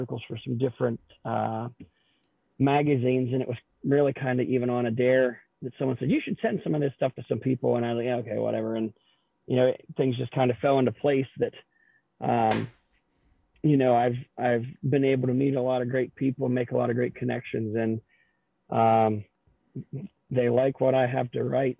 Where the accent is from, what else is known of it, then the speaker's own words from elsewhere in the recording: Northwest Pennsylvania, United States; I'm from Northwest Pennsylvania